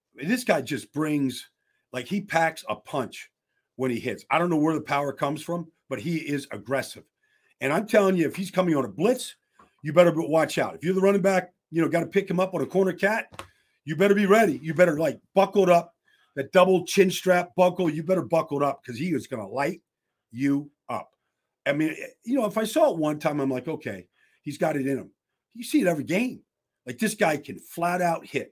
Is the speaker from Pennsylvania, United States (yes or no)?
yes; Pittsburgh, Pennsylvania, United States; I'm from the Berg. I know all the high schools in Pittsburgh.